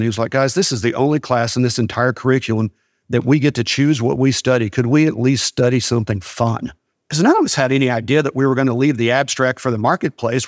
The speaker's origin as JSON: {"language": "English", "town": "Sweetwater", "region": "Texas", "country": "United States", "tie": "born or raised there", "said": "I was born in Sweetwater."}